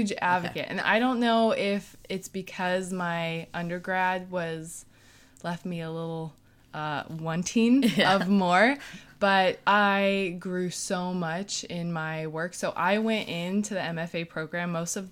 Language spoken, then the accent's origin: English; California, United States; now in New York, United States; But so I came from California to New York, and they expected you already to have like pieces with you.